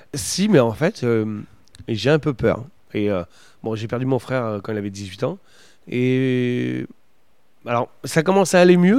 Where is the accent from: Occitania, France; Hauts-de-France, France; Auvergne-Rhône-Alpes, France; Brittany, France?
Hauts-de-France, France; the Nord; chez nous dans le Nord